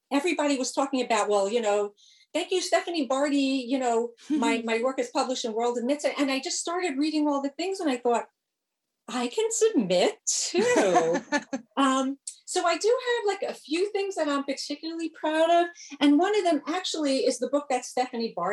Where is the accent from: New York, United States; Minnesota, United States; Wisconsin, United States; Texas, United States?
New York, United States; New York City; now in Northern New Jersey, United States; I grew up in New York City. Now I live in Northern